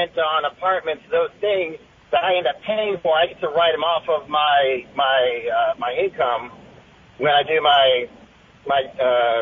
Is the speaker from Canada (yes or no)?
no; Idaho, United States; now in California, United States; I come from Idaho.